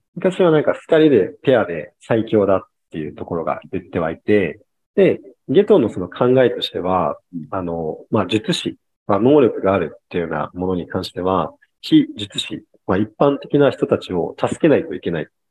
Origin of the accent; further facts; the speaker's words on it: Kyushu, Japan; moved away as an adult; 地元が九州なんですけど